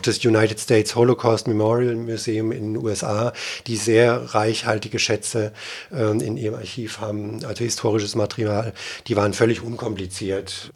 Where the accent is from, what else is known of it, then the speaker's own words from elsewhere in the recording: Germany; ich als Deutscher